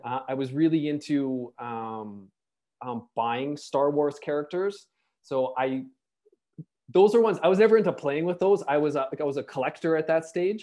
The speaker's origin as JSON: {"language": "English", "country": "Canada", "also_born_or_lived": "Toronto", "said": "as a Canadian"}